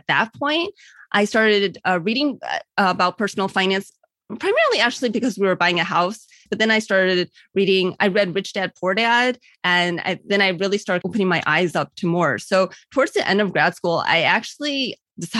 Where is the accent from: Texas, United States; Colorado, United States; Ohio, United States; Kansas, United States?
Ohio, United States; Cleveland; also born or lived in California / Virginia; I was born in Cleveland